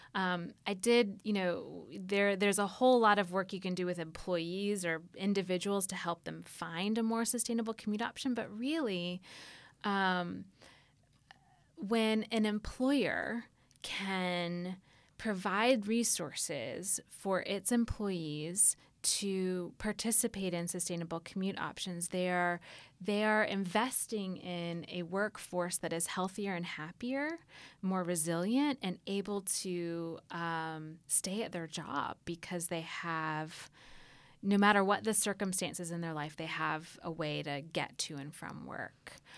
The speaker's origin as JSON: {"language": "English", "town": "Atlanta", "region": "Georgia", "country": "United States", "tie": "born or raised there", "said": "growing up in Atlanta"}